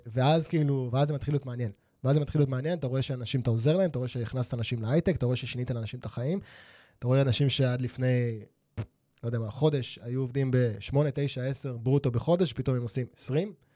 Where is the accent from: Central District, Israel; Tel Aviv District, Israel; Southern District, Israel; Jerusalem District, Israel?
Tel Aviv District, Israel; Holon; אני נולדתי בחולון